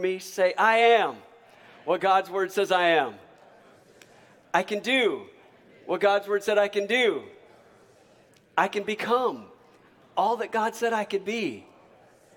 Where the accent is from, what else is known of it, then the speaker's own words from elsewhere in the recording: Michigan, United States; now in Alabama, United States; growing up in Michigan